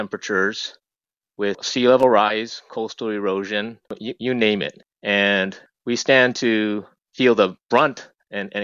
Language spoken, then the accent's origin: English; Hawaii, United States; I've been born and raised in Hawaii, lived here practically all my life.